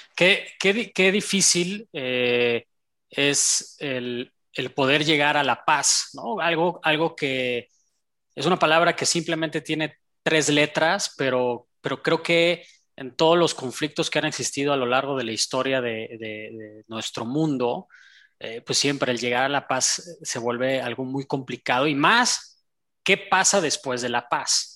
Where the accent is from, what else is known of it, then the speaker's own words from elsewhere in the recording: Mexico; aquí como, como mexicano